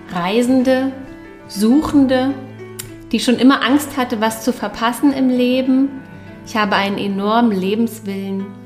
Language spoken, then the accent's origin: German; Berlin, Germany; Ja, ich bin aufgewachsen in Berlin. Quasi meine ganze Kindheit habe ich äh, im Berlin Zentrum verbracht mit meiner Mutter, die alleinerziehend war.